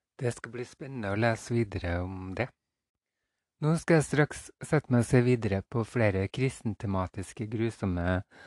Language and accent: Norwegian; Fosen, Trøndelag, Norway; ut på Kiran på Fosen, der jeg kommer fra